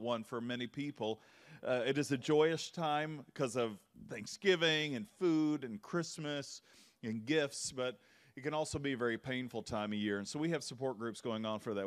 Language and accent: English; Kentucky, United States; I grew up in the Bible Belt, and Kentucky